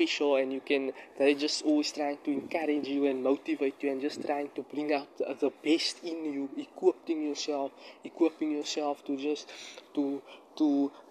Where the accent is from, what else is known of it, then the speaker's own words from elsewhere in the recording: Cape Town, Western Cape, South Africa; I'm in my area in Bellville, in my hometown where I'm currently situated, South Africa, Cape Town.